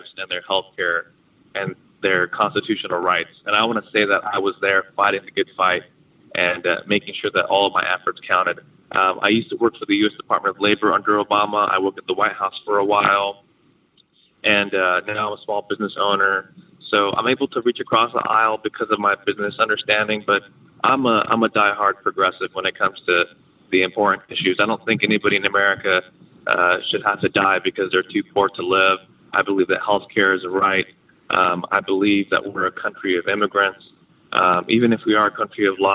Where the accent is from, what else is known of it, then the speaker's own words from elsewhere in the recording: San Diego, California, United States; I was born in this district that I'm running in. I'm from San Diego